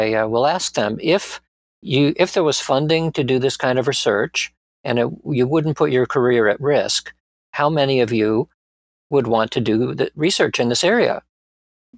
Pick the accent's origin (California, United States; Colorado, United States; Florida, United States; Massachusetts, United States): Massachusetts, United States; Springfield; moved away as an adult; also born or lived in Bronx, New York City / Atlanta, Georgia; we moved to Springfield, Massachusetts, where I had most of my formative years